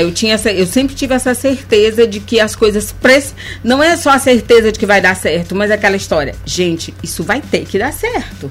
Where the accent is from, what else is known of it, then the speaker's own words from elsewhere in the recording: Bacabal, Maranhão, Brazil; now in São Luís, Brazil; eu sou do interior do Maranhão, eu sou de Bacabal